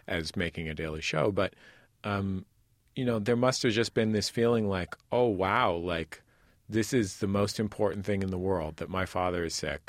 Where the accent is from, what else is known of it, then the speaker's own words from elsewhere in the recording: Bay Area, California, United States; now in Los Angeles, United States; I grew up also in the Bay Area, and I had decided to move to Los Angeles